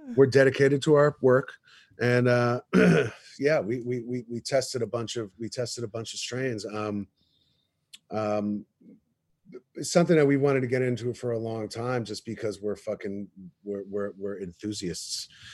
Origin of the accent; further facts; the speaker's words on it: New York, United States; I grew up in New York